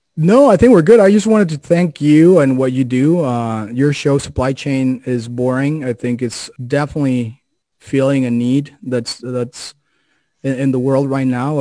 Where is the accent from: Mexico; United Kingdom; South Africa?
Mexico; moved away; I'm originally from Mexico